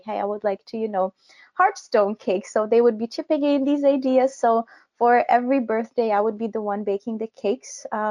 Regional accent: Kyiv, Ukraine; I am also from Ukraine. I come from Kyiv, the capital.

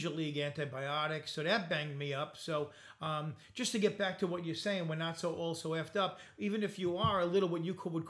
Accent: Bay Shore, New York, United States; I grew up in Bayshore

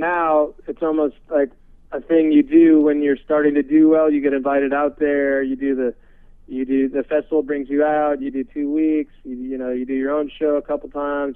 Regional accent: San Francisco, California, United States; Actually, I was born in San Francisco. I'm from okay. the Bay Area.

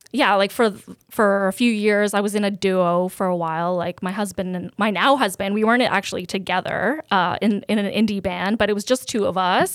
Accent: Canada; also born or lived in Serbia; I had such a great upbringing being an immigrant in Canada

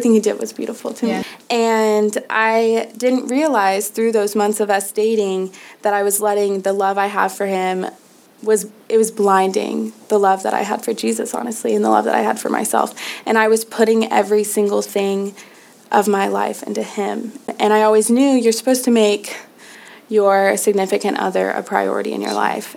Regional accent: Nashville, Tennessee, United States; I'm from Nashville, Tennessee

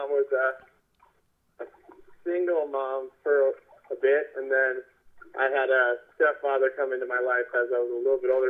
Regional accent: Mankato, Minnesota, United States; I am from Mankato, Minnesota.

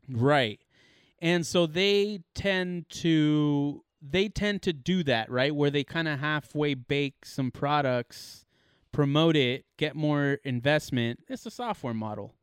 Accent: California, United States; we're obviously from California

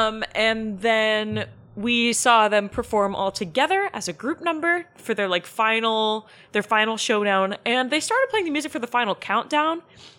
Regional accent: Concord, North Carolina, United States; Jackson, well, I grew up in Concord, North Carolina.

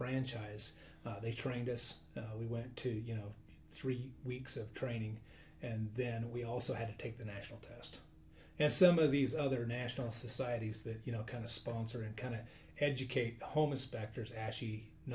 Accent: United States; I grew up in Camas, building homes

